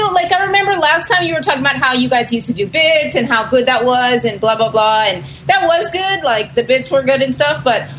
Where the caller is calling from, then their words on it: Tokyo, Japan